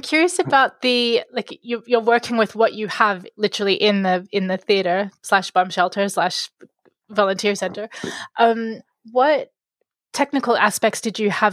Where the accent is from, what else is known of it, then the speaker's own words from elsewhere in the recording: Sydney, New South Wales, Australia; I grew up in Sydney